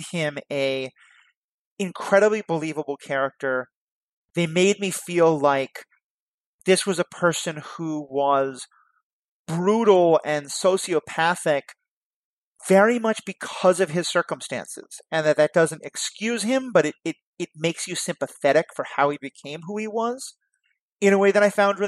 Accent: New York City, New York, United States; growing up in New York City

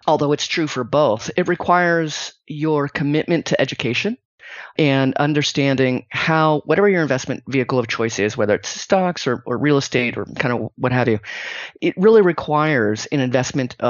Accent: Silicon Valley, California, United States; I grew up in the Silicon Valley.

